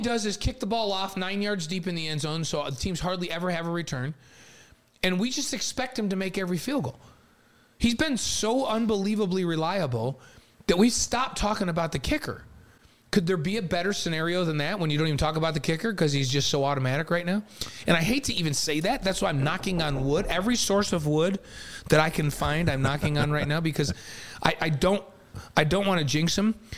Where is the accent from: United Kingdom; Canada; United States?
United States; New York; also born or lived in Provo, Utah; now in Utah, United States; I spent my entire life in New York.